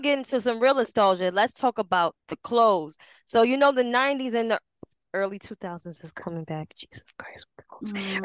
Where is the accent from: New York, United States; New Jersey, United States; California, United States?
New York, United States; New York City; I'm from Harlem like we're the mecca of the fucking clothes